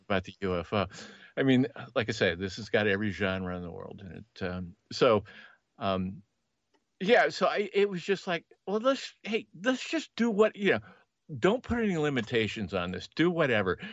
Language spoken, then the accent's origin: English; Los Angeles, California, United States; I was born in Northern California, but I, I spent most of my formative years in L